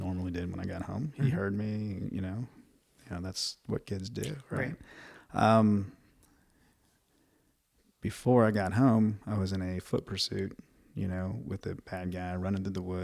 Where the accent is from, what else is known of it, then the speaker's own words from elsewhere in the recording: St. Louis, Missouri, United States; moved away as an adult; also born or lived in Houston, Texas; now in Houston area, United States; I'm a Midwest kid, born in St. Louis, born and raised in the Midwest, and moved to the Texas, Houston area back in 1998.